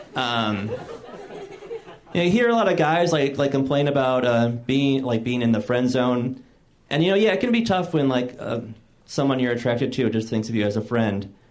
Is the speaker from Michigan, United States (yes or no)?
yes; Michigan, United States; moved away; I'm from Michigan, and uh, I was visiting home recently